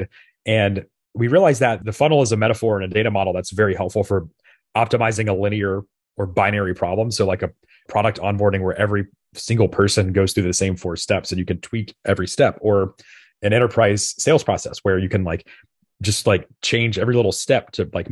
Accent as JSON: {"language": "English", "town": "Memphis", "region": "Tennessee", "country": "United States", "tie": "born or raised there", "said": "this was in Memphis, Tennessee, my hometown."}